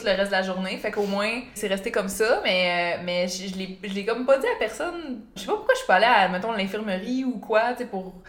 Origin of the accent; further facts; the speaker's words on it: Beauce, Quebec, Canada; je viens de la Beauce, puis mm. en Beauce, il n'y a pas beaucoup d'activités pour les jeunes